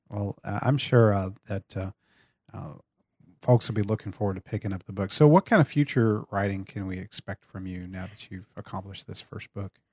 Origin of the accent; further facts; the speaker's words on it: Brady, Texas, United States; growing up in small town in Central Texas and one of the same towns you grew up in, in Brady, Texas